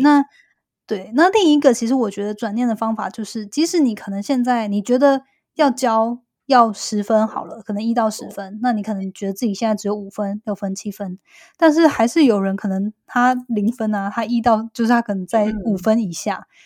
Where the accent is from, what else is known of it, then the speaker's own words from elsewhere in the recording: Taiwan; moved away; 因为我是两年前搬回来嘛，虽然我在台湾长大